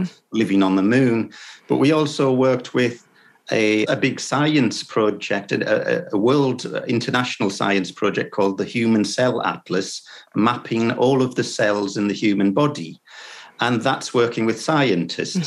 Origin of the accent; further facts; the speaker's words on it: Sunderland, North East England, United Kingdom; my hometown, which is in the northeast of England, uh, in Sunderland, it's called